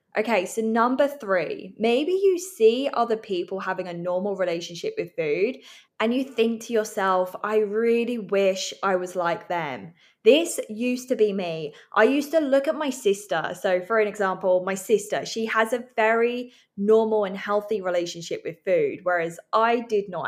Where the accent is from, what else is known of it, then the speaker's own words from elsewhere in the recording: England, United Kingdom; now in Vancouver, Canada; I'm living in Vancouver. I'm from England